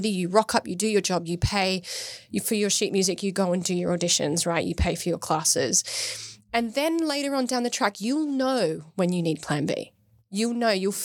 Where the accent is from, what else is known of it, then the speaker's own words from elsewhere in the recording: Australia; now in United Kingdom; I'm from Australia.